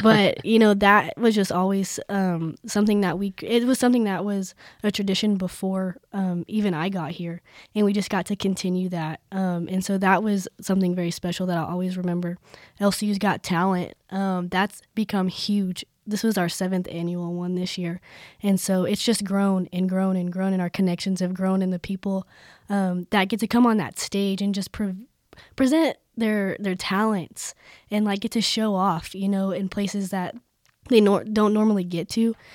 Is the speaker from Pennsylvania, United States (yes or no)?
no; Plains, Texas, United States; moved away as an adult; now in Lubbock, United States; I'm from Plains, Texas.